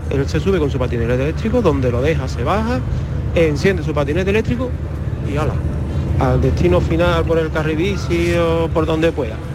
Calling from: Seville, Andalusia, Spain; Eh, buenas tardes, Mariló … de Sevilla.

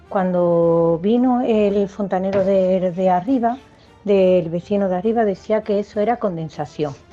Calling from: Seville, Andalusia, Spain; de Sevilla

